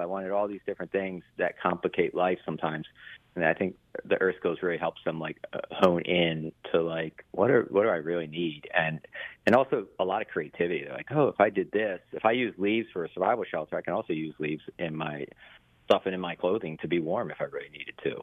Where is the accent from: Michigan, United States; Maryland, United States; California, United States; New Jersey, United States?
Maryland, United States; Baltimore; I grew up in Baltimore